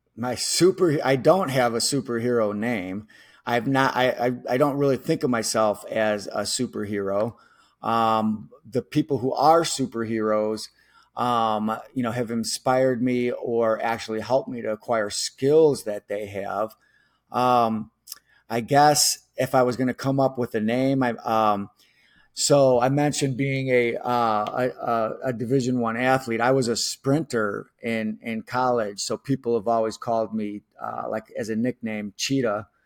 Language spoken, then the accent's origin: English; Chicago, Illinois, United States; somebody who was born and raised in Chicago